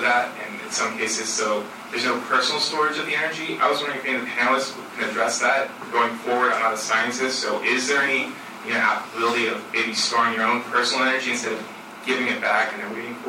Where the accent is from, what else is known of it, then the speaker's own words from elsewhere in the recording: California, United States; I'm from California